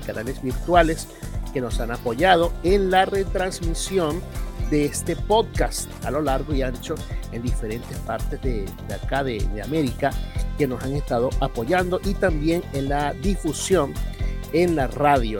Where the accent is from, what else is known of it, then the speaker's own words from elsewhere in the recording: Venezuela; moved away; allá en Venezuela, en mi país